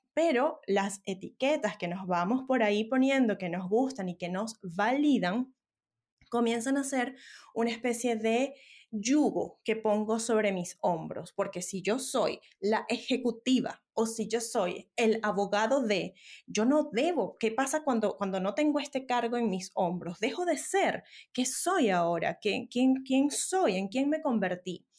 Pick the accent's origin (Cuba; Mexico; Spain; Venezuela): Venezuela; now in Santiago, Chile; yo soy venezolana y decías ahora soy vivo en Santiago de Chile, pero emigré por una situación país muy adversa